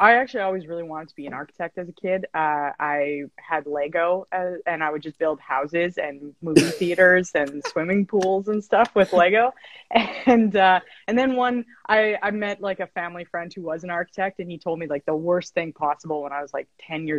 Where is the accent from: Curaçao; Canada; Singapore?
Canada; Edmonton, Alberta; moved away as an adult; also born or lived in Calgary; now in Vancouver, Canada; I'm also from Edmonton. Alex and I are both from Edmonton. Yeah, Alberta